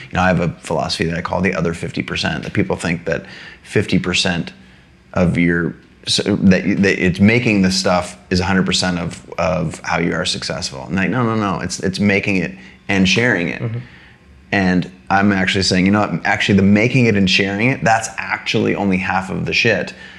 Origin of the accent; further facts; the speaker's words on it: United States; I was born in the United States of America.